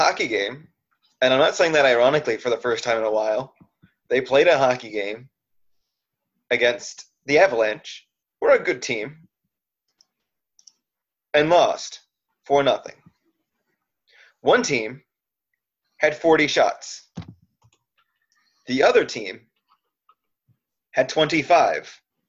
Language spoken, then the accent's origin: English; Florida, United States; we are from Florida.